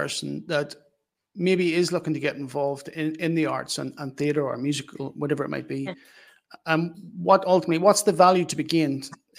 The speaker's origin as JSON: {"language": "English", "town": "Newry", "region": "Northern Ireland", "country": "United Kingdom", "said": "we come from Newry"}